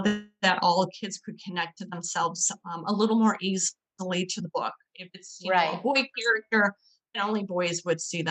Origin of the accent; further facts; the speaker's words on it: Northern Michigan, United States; born and raised here in Michigan. I'm from Northern Michigan, which is very woodsy, lakes, streams